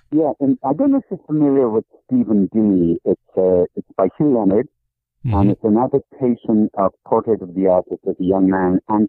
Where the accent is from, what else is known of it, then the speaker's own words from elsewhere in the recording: Dublin, Leinster, Ireland; moved away as an adult; now in Buffalo, United States; I grew up in Sandy Cove, which is on the south coast of Dublin.